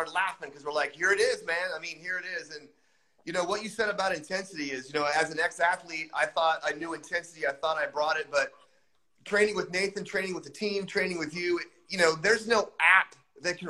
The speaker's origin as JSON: {"language": "English", "country": "United States", "tie": "born or raised there", "said": "born and bred in the United States"}